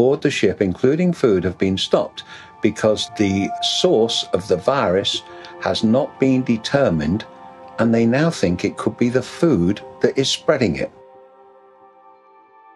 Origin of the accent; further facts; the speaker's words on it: United Kingdom; my home country